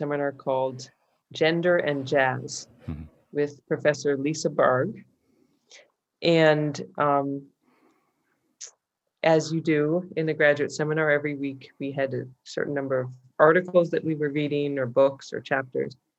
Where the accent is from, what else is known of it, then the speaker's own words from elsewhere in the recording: San Francisco, California, United States; I grew up in California, in San Francisco